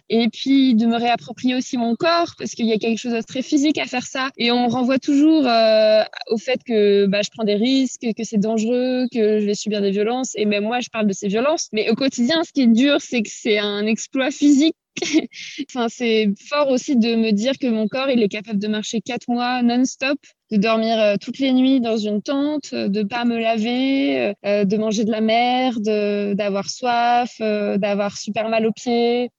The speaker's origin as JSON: {"language": "French", "country": "France", "said": "j'aimerais bien connaître mon propre pays."}